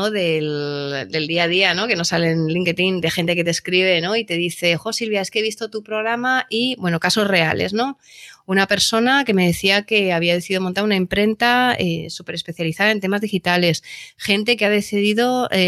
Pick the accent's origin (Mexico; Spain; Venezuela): Spain; Valladolid, Castile and León; Yo soy nacida en Valladolid.